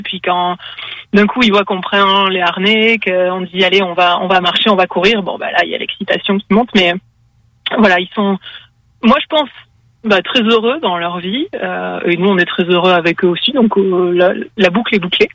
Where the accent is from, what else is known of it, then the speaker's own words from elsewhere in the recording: France; moved away as an adult; also born or lived in Quebec; now in Canada; on est français. Ça va faire deux ans qu'on est au Canada